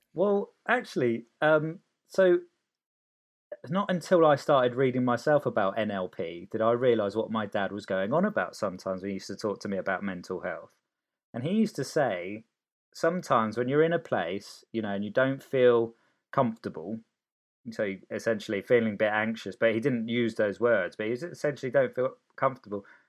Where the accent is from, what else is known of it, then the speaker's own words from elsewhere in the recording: Cholsey, South East England, United Kingdom; also born or lived in Sicily, Italy; moved to Oxfordshire